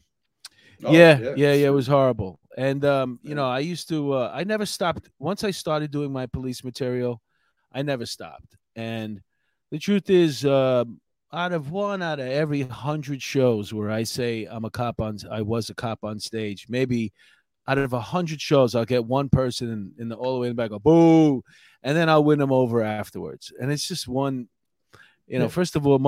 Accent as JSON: {"language": "English", "town": "New York City", "region": "New York", "country": "United States", "tie": "born or raised there", "said": "we grew up here in New York City"}